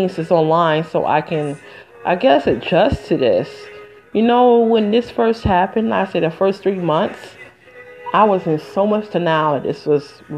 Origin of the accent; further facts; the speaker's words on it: Michigan, United States; now in New Jersey, United States; I'm from Michigan originally, but I live in New Jersey